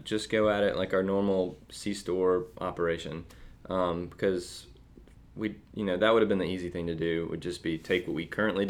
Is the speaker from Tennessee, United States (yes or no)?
no; Athens, Georgia, United States; we're from Athens, we're in Athens